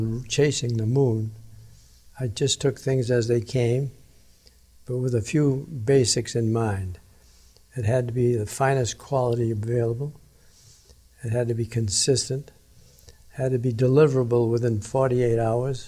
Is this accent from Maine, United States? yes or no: yes; Maine, United States; moved away; I'm from Maine, and we hunt when we were kids, we go hunting.